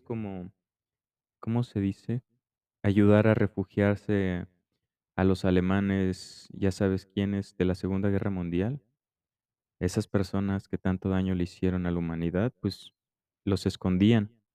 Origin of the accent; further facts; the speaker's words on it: Mexico; yo crecí en México